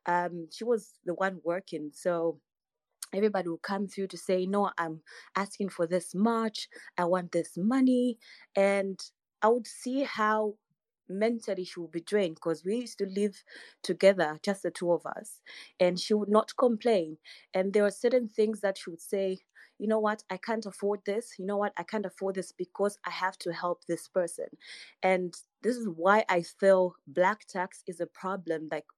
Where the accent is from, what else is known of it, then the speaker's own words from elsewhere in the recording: Zambia; I'm from Zambia.